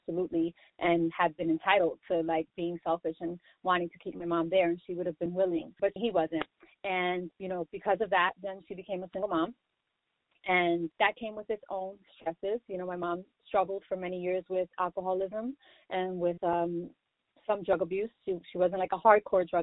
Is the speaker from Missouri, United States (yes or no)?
no; New York City, New York, United States; I'm born and raised in the Bronx, New York, just like J-Lo